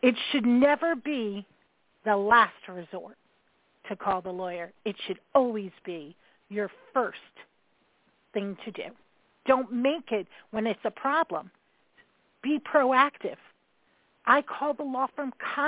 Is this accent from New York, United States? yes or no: yes; New York, United States; I am that New Yorker